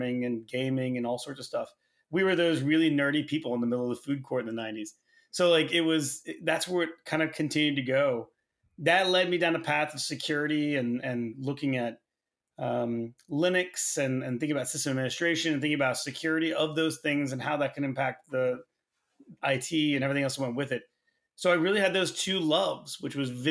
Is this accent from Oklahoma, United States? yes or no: yes; Tulsa, Oklahoma, United States; Yeah, so I grew up in Oklahoma. Turns out not a ton to do there. Grew up in Tulsa